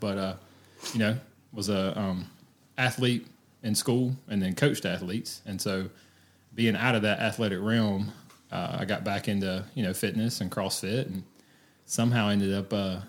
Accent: Woodruff, South Carolina, United States; born and raised in Woodruff, 32 years old, a little bit younger than Morgan here.

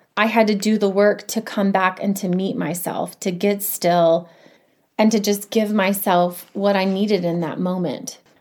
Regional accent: Indiana, United States; now in Colorado, United States; I grew up in Indiana

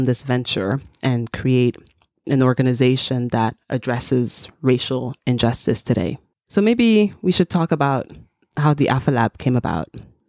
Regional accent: Togo; also born or lived in United States; I am Togolese American.

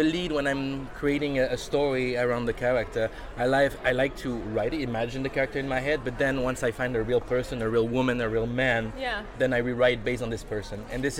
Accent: Switzerland; moved away; also born or lived in New York City; as I am not from there. I'm from Switzerland originally

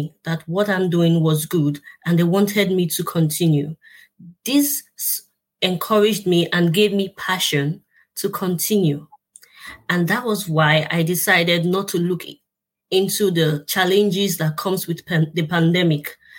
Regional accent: Nigeria; my home country, Nigeria

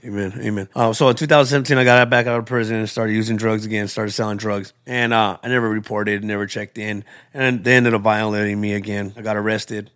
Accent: Tucson, Arizona, United States; I was born and raised in Tucson, in Arizona.

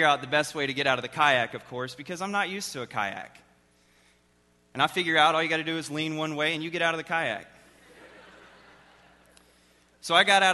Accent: Texas, United States; I am from Texas. I've lived there all my life.

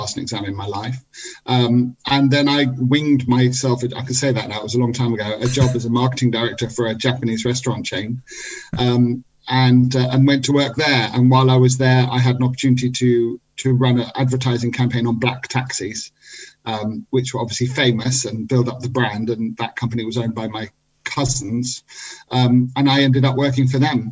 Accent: England, United Kingdom; moved away as an adult; also born or lived in Israel; I'd lived most of my life in England

